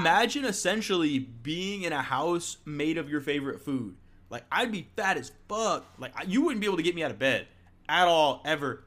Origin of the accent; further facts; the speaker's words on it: Florida, United States; I'm from Florida